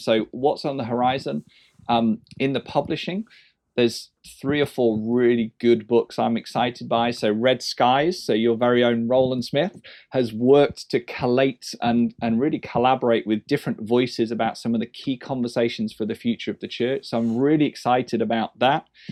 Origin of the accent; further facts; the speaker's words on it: England, United Kingdom; as an Englishman